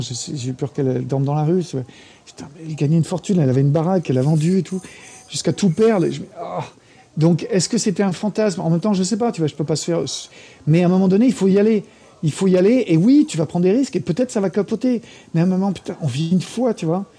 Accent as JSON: {"language": "French", "country": "France", "also_born_or_lived": "United States", "moved": "as an adult", "said": "je suis petit français"}